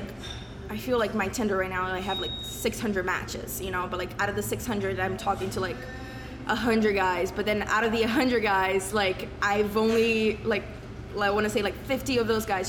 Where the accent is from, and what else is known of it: Brazil; born or raised there; now in Canada